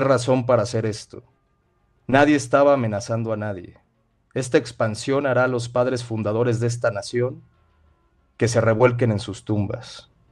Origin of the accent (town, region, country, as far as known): Mexico